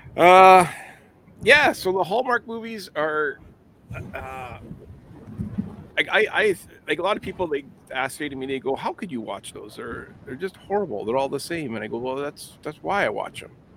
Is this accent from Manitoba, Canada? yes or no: yes; Winnipeg, Manitoba, Canada; it's in my hometown